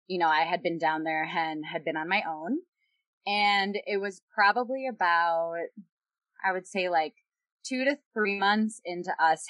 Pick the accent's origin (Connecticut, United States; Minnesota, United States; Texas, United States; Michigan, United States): Minnesota, United States; moved away as an adult; also born or lived in Yuma, Arizona; I am originally from Minnesota, born and raised my whole life